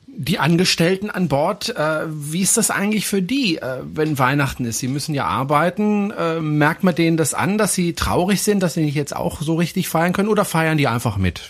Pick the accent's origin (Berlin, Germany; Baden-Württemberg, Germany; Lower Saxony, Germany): Baden-Württemberg, Germany; Freiburg; aus meiner Heimatstadt, aus Freiburg